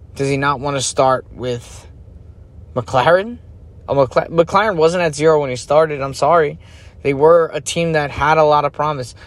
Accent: United States; as an American

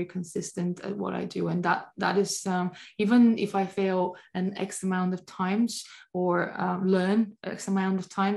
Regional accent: Bulgaria; moved away; My home country, Bulgaria

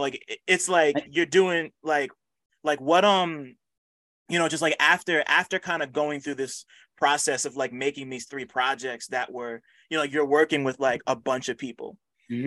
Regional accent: New Jersey, United States; I'm from Jersey

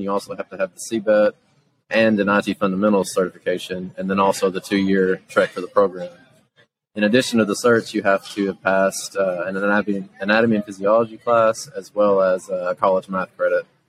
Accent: Jackson, Tennessee, United States; I'm from Jackson, Tennessee, is where we're located

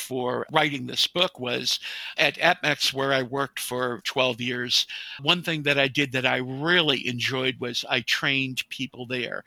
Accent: New England, United States; moved away; I was originally from New England

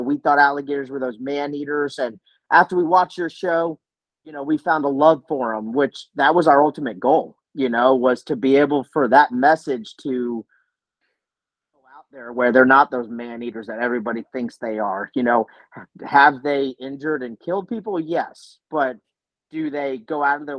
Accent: South Florida, United States; me growing up in South Florida

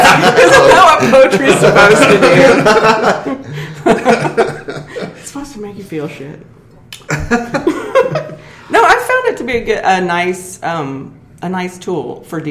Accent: Kansas, United States; We're from Kansas

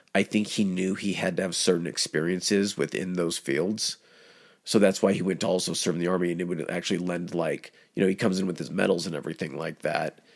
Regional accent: United States; as an American

